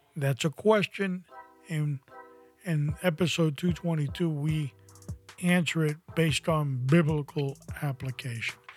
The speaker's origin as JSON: {"language": "English", "town": "New York City", "region": "New York", "country": "United States", "tie": "born or raised there", "said": "when I was 15 years old, growing up in New York City"}